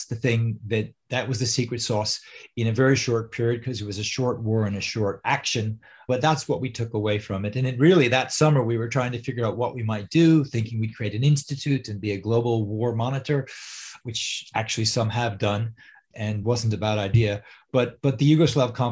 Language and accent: English; New York, United States; moved away; I'm from New York